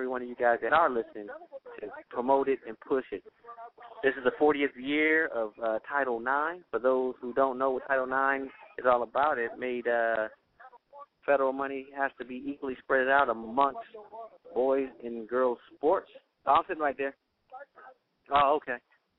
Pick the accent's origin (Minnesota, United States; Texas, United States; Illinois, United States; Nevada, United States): Nevada, United States; Las Vegas; Yeah, I'm promoting it because I'm from Las Vegas.